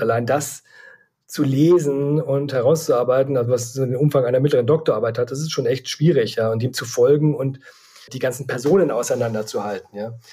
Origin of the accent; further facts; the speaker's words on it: Leer, Lower Saxony, Germany; moved away as an adult; also born or lived in Hamburg; Ich komme eigentlich aus Leer Ostfriesland und habe dort nach dem Abitur bei der Ostfriesen Zeitung in Leer ein Volontariat absolviert